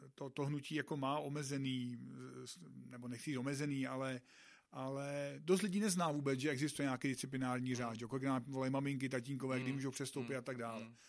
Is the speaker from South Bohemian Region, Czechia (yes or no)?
yes; South Bohemian Region, Czechia; jsem z Jižních Čech